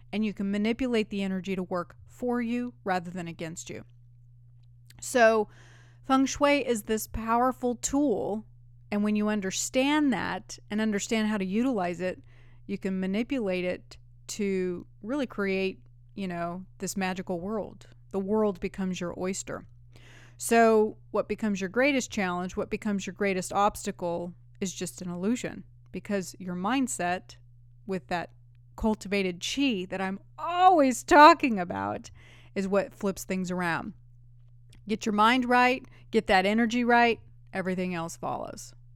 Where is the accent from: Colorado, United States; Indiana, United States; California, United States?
California, United States; now in Nashville, United States; I grew up in California